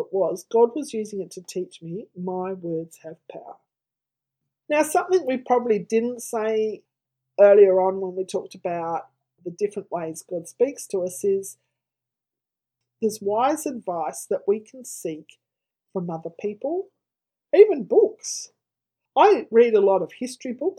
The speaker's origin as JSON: {"language": "English", "region": "Tasmania", "country": "Australia", "tie": "born or raised there", "moved": "yes", "lives_now": "Victoria, Australia", "said": "I grew up in Tasmania, a state of Australia"}